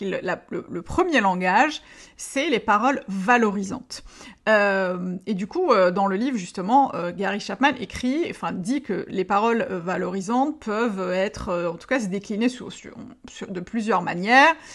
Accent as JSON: {"language": "French", "country": "Algeria", "tie": "born or raised there", "said": "je suis née, que j'ai grandi en Algérie"}